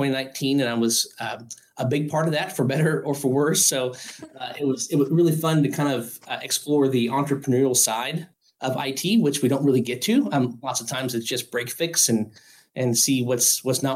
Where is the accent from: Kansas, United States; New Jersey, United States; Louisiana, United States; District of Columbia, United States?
Kansas, United States; Garnett; also born or lived in Ottawa, Kansas; I started in the K-12 space in my hometown of Garnet, Kansas, little bitty tiny town, about an hour south of the Kansas City metro area.